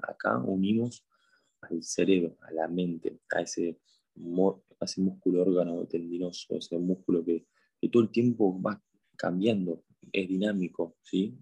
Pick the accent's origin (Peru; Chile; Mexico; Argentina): Argentina; Buenos Aires; soy de Argentina, de Buenos Aires